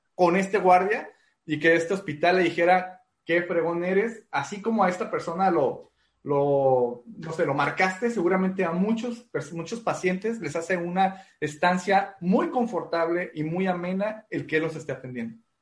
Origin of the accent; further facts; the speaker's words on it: Mexico; creo que como mexicano no me ha faltado nada